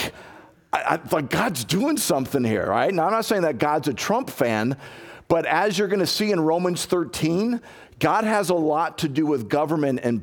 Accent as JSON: {"language": "English", "town": "Chicago", "region": "Illinois", "country": "United States", "moved": "yes", "said": "I'm from Chicago originally"}